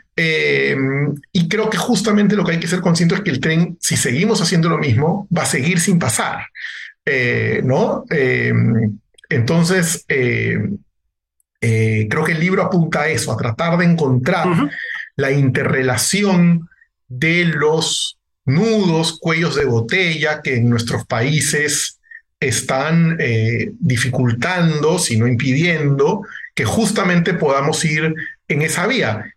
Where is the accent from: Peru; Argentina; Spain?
Peru; En mi país incluso, ¿no? En el Perú